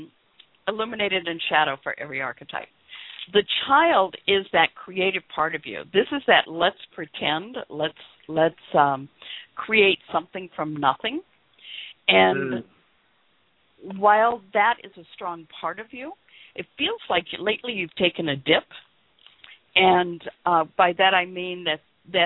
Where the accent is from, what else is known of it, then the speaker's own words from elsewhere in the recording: Memphis, Tennessee, United States; I grew up in the South. I was born and raised in Memphis, a small community